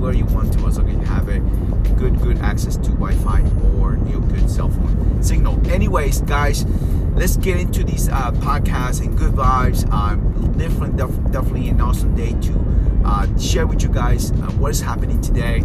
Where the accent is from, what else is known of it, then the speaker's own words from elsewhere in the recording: Peru; I'm from Peru. Peru